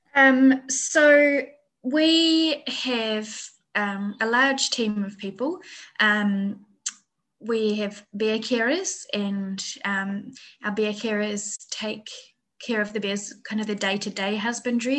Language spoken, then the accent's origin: English; New Zealand; moved away as an adult; also born or lived in Wellington; now in Vietnam; I'm from New Zealand originally, um, and I used to work um, in Wellington Zoo